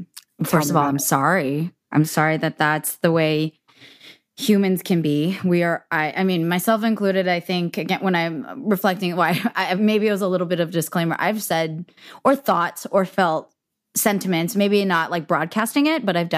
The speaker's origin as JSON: {"language": "English", "area": "the Bay Area", "region": "California", "country": "United States", "tie": "born or raised there", "said": "being Asian American growing up my whole life in like the Bay"}